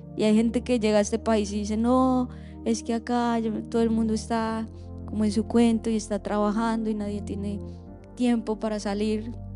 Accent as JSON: {"language": "Spanish", "country": "Colombia", "moved": "yes", "lives_now": "Orlando, United States", "said": "nosotros como colombianos"}